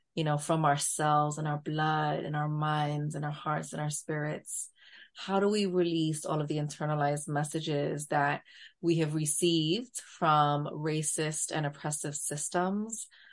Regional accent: New York, United States; accent: borderline New York Latina; borderline New York Latina accent

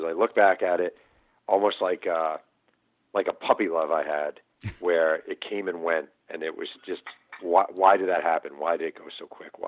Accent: Mahopac, New York, United States; now in California, United States; when I was a kid and growing up in Mayo Pack, New York

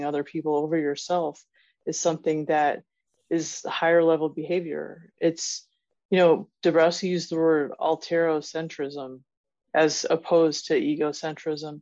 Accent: United States; here as an American

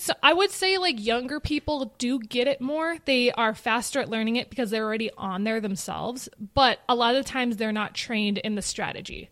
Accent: Minnetonka, Minnesota, United States; born or raised there

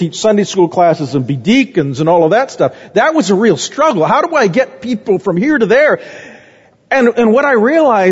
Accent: Phoenix, Arizona, United States; moved away; also born or lived in Omaha, Nebraska; I grew up in Phoenix.

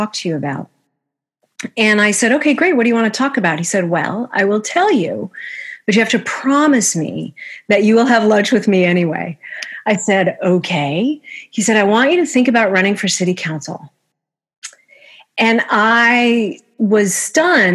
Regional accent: Minnesota, United States; moved away as an adult; also born or lived in Baltimore, Maryland; now in Washington, D.C., United States; I was born in Baltimore and lived there for exactly 3 weeks before my family moved away. And we ended up in Minnesota, where I've lived most of my life

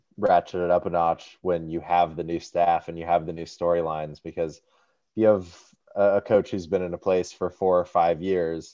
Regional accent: Oregon, United States; growing up in Oregon, that kind of comes with the territory.

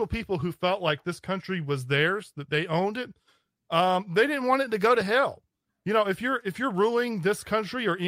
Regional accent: the South, United States; I'm from the South, I'm Scots Irish.

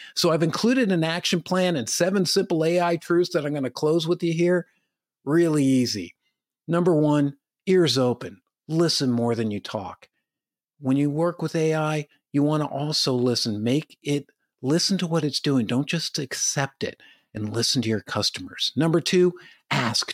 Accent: Madison, New Jersey, United States; now in Chico, United States; I live in Chico, California. It's way different than when I grew up in Madison, New Jersey

